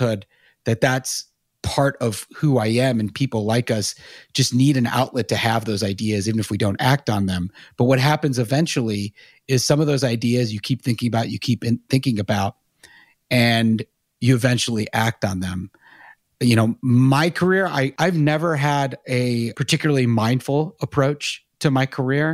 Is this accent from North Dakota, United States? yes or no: no; Charlotte, North Carolina, United States; I grew up in Charlotte, and then went to Chapel Hill